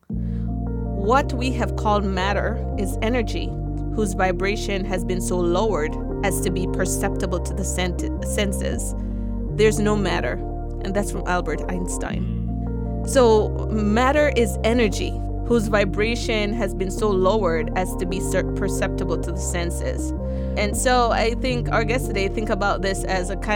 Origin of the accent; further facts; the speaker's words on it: Jamaica; I'm from Jamaica, so we have Obia